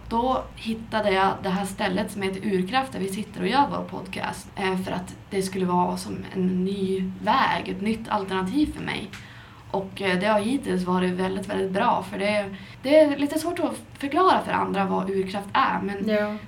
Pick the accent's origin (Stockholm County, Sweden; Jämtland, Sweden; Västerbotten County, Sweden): Västerbotten County, Sweden; Skellefteå; moved away; Jag är från Skellefteå men jag har varit ute och flängt runt både i utlandet och inom landet